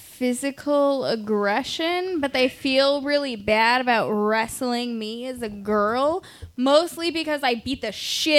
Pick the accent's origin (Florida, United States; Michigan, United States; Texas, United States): Texas, United States; So I'm from Texas.